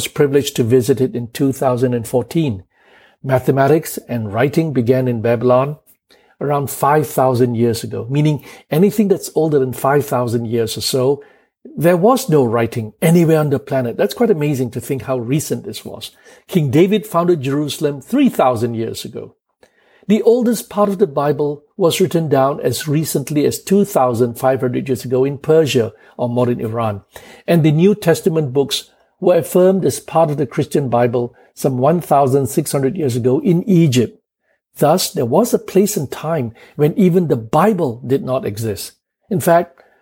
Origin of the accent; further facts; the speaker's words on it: Kuala Lumpur, Malaysia; I was born in Kuala Lumpur at 12:30 a.m. on the 1st of April, 1960.